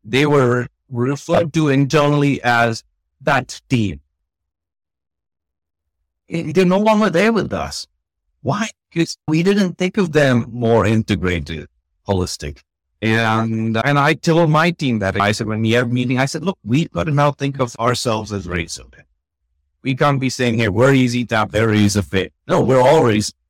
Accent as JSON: {"language": "English", "town": "Bangalore", "region": "Karnataka", "country": "India", "tie": "born or raised there", "also_born_or_lived": "United States", "said": "as a kid, growing up in Bangalore"}